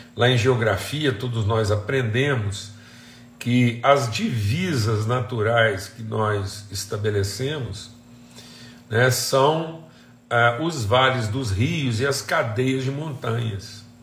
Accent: Minas Gerais, Brazil; moved away; onde eu cresci, em Minas Gerais

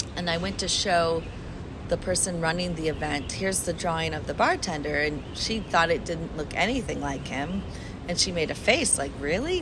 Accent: Chicago, Illinois, United States; now in Brooklyn, New York, United States; it's a beautiful city. I grew up there.

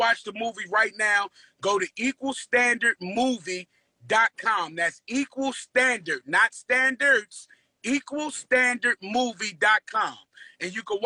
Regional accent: Newark, New Jersey, United States; I'm from Newark, bruh.

